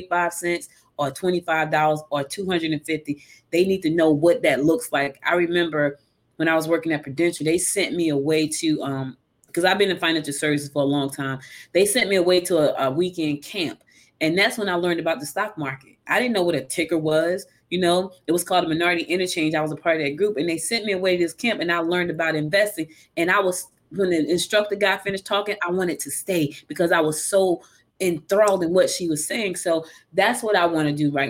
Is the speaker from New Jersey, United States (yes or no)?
yes; Newark, New Jersey, United States; moved away as an adult; also born or lived in West Orange, New Jersey; now in Georgia, United States; She moved me to Newark when I was a little girl, you know, and, you know, growing up in Newark